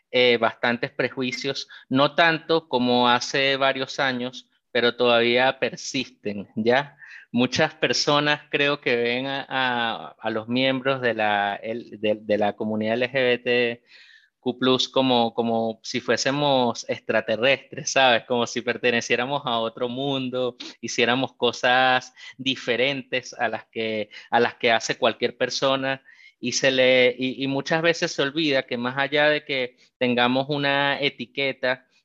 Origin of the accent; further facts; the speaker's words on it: Venezuela; porque como bien dijiste, yo soy venezolano, así que me siento como, como en casa ya que estamos entre, personas del mismo país acá